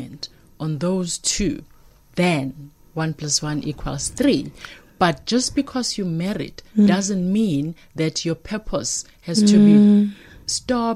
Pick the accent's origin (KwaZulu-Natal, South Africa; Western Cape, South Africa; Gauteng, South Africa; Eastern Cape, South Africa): KwaZulu-Natal, South Africa; Durban; moved away as an adult; now in Johannesburg, South Africa; I'm from Durban.